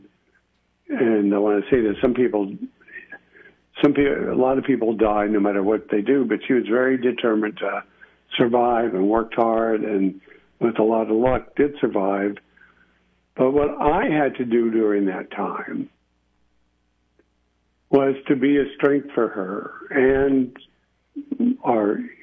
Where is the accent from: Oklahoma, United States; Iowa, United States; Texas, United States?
Texas, United States; El Paso; moved away as an adult; also born or lived in Austin / Washington, D.C.; we grew up in El Paso